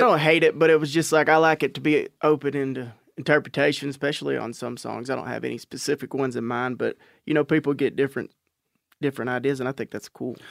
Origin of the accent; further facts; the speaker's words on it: Natchez, Texas, United States; I'm actually from Natchez, which is about ten miles uh, fifty-eight miles outside of Palestine, which is just in East Texas